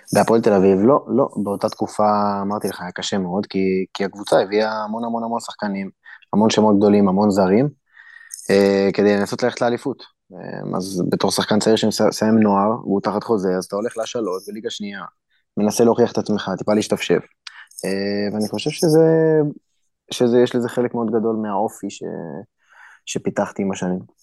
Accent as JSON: {"language": "Hebrew", "country": "Israel", "also_born_or_lived": "Turkey", "moved": "as an adult", "lives_now": "Ukraine", "said": "אנחנו באים ממדינה כמו ישראל"}